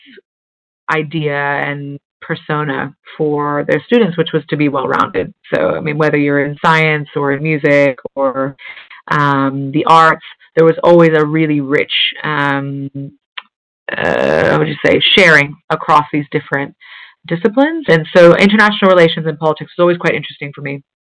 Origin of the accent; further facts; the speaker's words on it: New Jersey, United States; now in London, United Kingdom; a 12-year-old in a suburban town in New Jersey